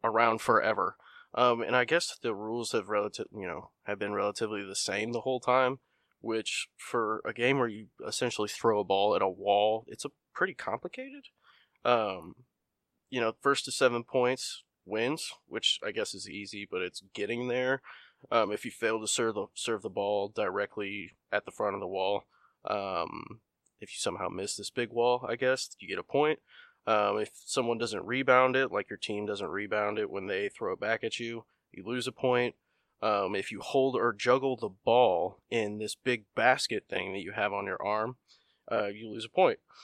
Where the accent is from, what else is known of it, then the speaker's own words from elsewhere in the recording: Illinois, United States; I'm from Illinois